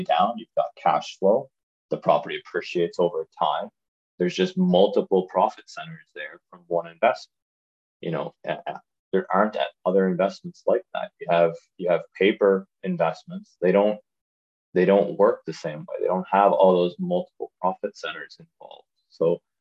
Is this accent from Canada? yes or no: yes; Prince Edward Island, Canada; moved away as an adult; also born or lived in Ottawa, Canada; now in Turks and Caicos; I grew up in Prince Edward Island, small island on the East Coast